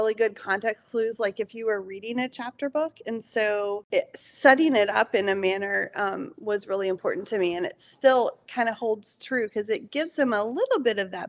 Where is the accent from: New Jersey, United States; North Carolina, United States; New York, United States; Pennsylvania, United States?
North Carolina, United States; Eastern; moved away; we grew up in Eastern North Carolina